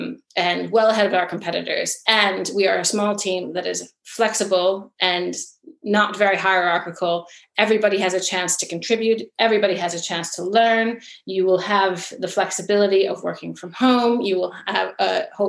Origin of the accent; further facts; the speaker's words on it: United States; now in England, United Kingdom; growing up in the United States